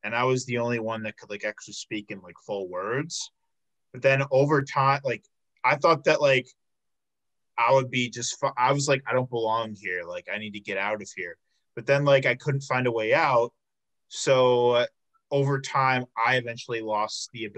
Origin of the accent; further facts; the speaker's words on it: South Suburbs of Chicago, Illinois, United States; I'm from the South Suburbs of Chicago